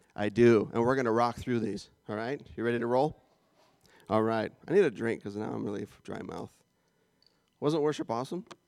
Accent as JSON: {"language": "English", "country": "Canada", "moved": "yes", "said": "I'm Canadian"}